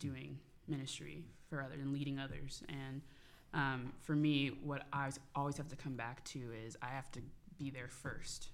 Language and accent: English; Tulsa, Oklahoma, United States; grew up in Tulsa, Oklahoma, the Bible Belt.